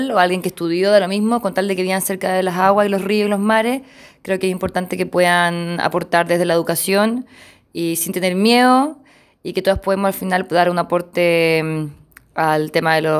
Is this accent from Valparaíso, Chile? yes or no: no; Santiago, Santiago Metropolitan Region, Chile; moved away; also born or lived in Pichilemu; Nací en Santiago, eh, vivo en, vivía en Pichilemu, ahora voy a vivir aquí en el Río Pueblo, y, pero soy chilena